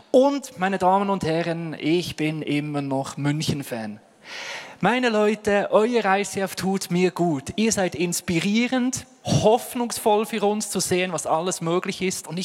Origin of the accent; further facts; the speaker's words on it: Ostermundigen, Bern, Switzerland; Aufgewachsen bin ich in Bern, wunderschön in 3072 Ostermundigen, Postleitzahl und Ort meiner Herkunft.